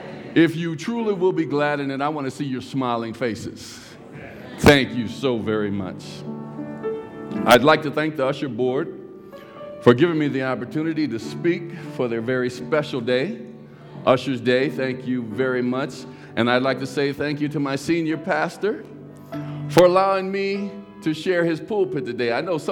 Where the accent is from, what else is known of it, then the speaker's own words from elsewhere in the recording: California, United States; And he and I grew up together in California.